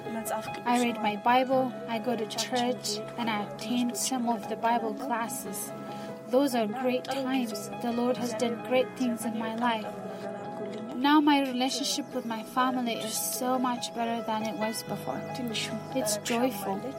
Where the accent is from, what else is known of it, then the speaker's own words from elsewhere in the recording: Addis Ababa, Ethiopia; I was born in Addis Ababa